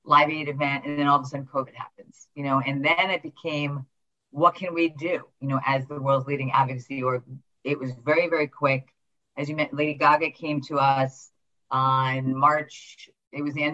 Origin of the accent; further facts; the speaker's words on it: New York City, New York, United States; I grew up in New York City